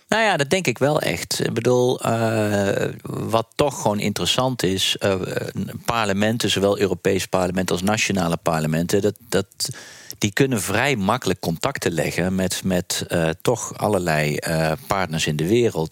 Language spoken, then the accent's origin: Dutch; Netherlands; ik zit er ook nog gewoon als Nederlander